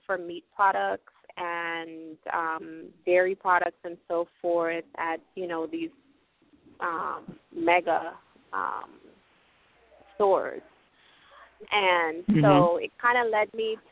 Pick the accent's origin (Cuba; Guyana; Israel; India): Guyana; also born or lived in New York City, United States; now in US Virgin Islands; I'm originally from Guyana, so I'm native to the Caribbean.